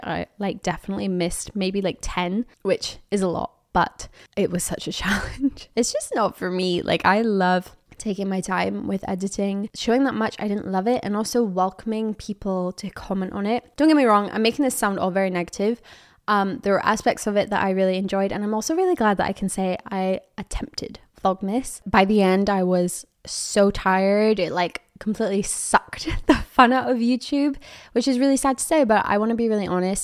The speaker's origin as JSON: {"language": "English", "town": "Edinburgh", "region": "Scotland", "country": "United Kingdom", "moved": "yes", "said": "I'm from Edinburgh, Scotland"}